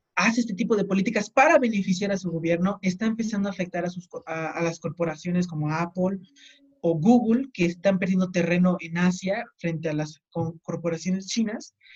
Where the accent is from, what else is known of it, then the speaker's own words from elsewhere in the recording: Mexico; nosotros como mexicanos